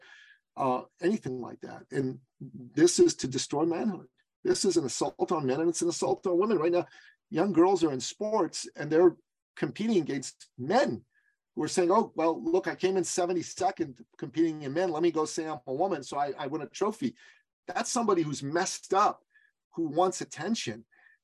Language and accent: English; Iran; moved away; I'm from Iran, okay? We're a traditional society.